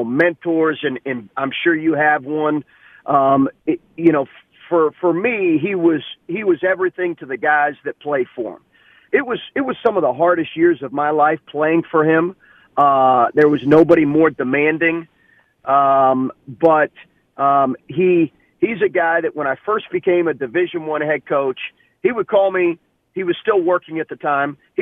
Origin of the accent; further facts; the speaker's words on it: Lexington, Kentucky, United States; we grew up in Lexington, Kentucky.